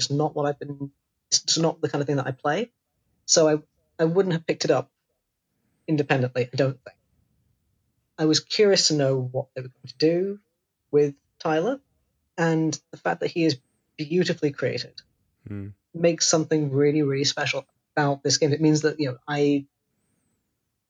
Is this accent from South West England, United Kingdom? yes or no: yes; Devon, South West England, United Kingdom; moved away; I grew up in Devon